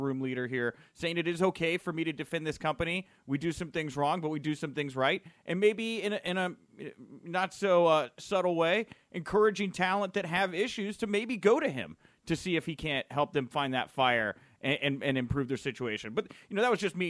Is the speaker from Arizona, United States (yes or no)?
no; Texas, United States; as a Texan